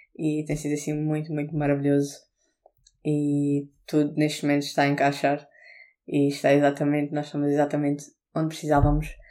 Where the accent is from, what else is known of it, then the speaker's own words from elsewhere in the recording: Portugal; now in England, United Kingdom; não sou inglesa, sou portuguesa